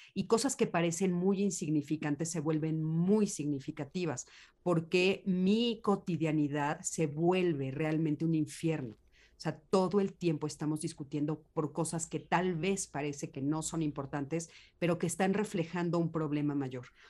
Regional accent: Mexico; En, México estamos viviendo otra realidad

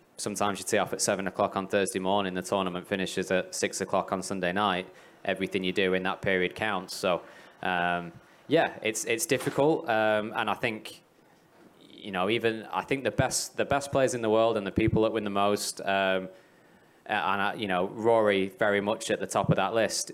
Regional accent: England, United Kingdom; now in Middle East; I'm from England.

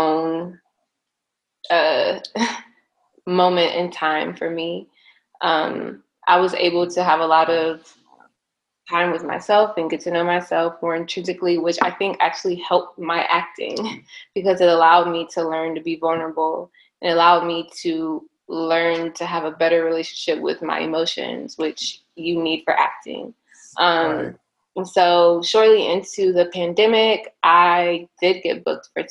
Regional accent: Houston, Texas, United States; moved away as an adult; also born or lived in Washington, D.C.; now in Los Angeles, United States; I'm from Houston, Texas.

